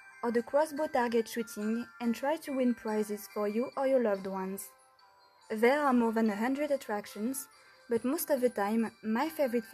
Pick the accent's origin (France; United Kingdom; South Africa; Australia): France; Angers, Pays de la Loire; English is a second language; moved away as an adult; now in Romania; I come from Angers, a city in the west of France